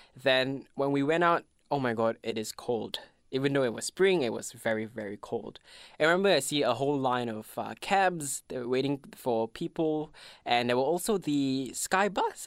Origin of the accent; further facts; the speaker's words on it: Malaysia; English is a second language; moved away as an adult; now in Melbourne, Australia; I am from Malaysia. I've been to Melbourne for six years now